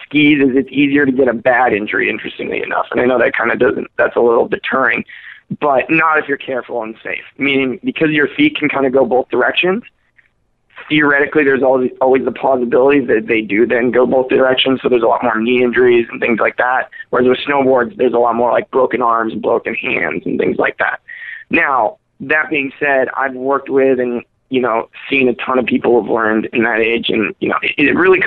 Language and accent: English; the Northwest, Pacific Northwest, United States; moved away; growing up in the Northwest, like there's mountains everywhere